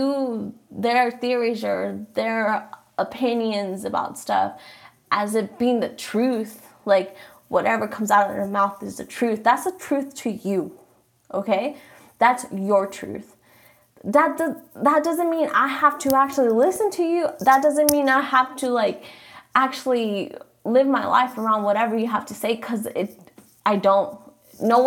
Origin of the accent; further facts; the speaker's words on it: Mexico; first language Spanish; English is a second language; I'm Mexican, so I say my name in Spanish